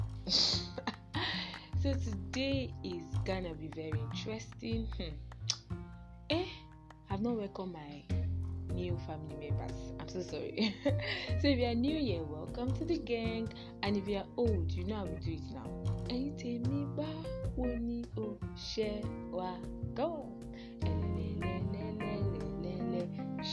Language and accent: English; Nigeria; as a Nigerian gay, as a Nigerian fine gay or Nigerian woman, lady, girl